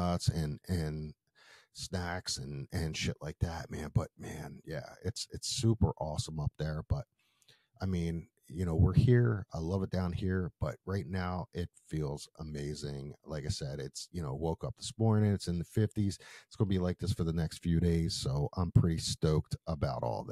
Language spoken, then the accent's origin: English; Philadelphia, Pennsylvania, United States; I grew up in Philly